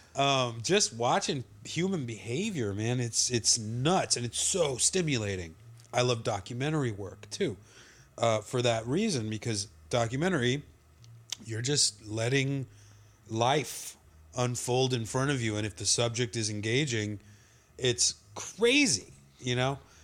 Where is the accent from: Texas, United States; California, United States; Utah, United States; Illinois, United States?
Texas, United States; Laredo; we're all from Laredo.